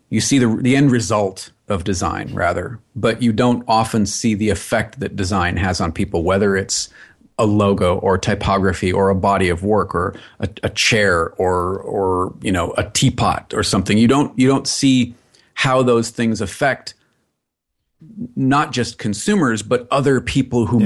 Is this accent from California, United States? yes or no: yes; Los Angeles, California, United States